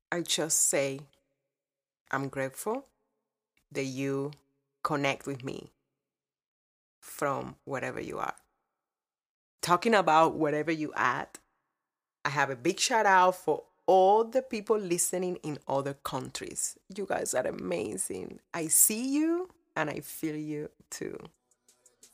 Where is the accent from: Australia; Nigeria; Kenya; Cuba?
Cuba; born or raised there; now in United States